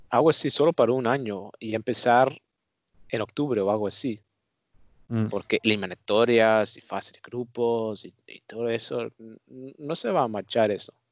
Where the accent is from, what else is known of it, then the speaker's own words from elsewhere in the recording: Netherlands; Spanish is a second language; yo también soy un holandés que no acepta ninguna autoridad